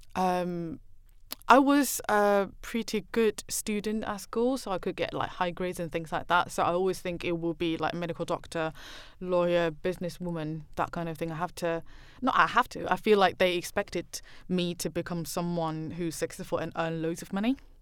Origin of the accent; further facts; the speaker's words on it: Taipei, Taiwan; English is a second language; moved away as an adult; now in United Kingdom; I grew up in Taiwan and I know the hidden rules and all